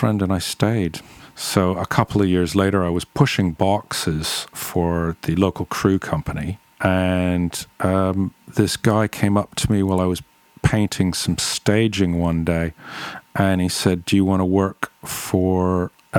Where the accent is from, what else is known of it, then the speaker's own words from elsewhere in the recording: Toronto, Ontario, Canada; moved away as an adult; also born or lived in England; I grew up in and around the Toronto area in Canada in the 1980s as a teenager. And I got over to England in the early 90s